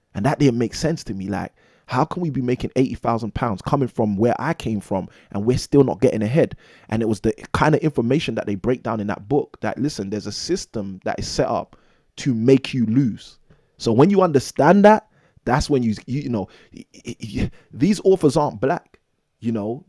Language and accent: English; London, United Kingdom; born and raised in London, England